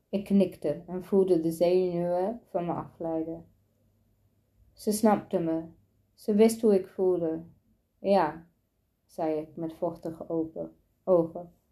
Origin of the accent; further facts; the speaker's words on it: Driebergen-Rijsenburg, Utrecht, Netherlands; Mijn ouders komen vanuit Marrakesh. de licht in Marokko en verhuisde ze naar Nederland. Ik ben geboren in Driebergen, Rijzenburg en zat in de klas met veel witte kinderen.